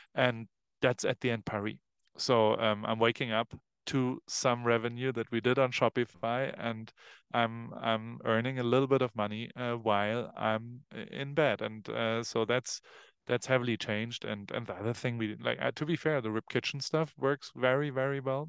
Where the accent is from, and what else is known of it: Hamburg, Germany; born or raised there; now in Los Angeles, United States